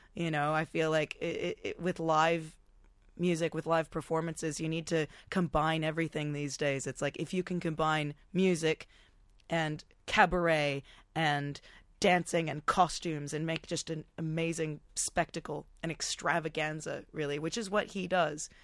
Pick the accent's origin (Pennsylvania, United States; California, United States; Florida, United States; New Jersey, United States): California, United States; Topanga; also born or lived in Los Angeles; now in Australia; from the same really tiny hometown called Topanga Canyon